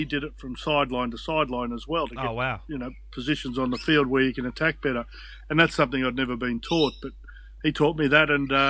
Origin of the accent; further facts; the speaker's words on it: Brisbane, Queensland, Australia; moved away as an adult; also born or lived in Penrith; now in Cronulla, Australia; being a young bloke growing up in Brisbane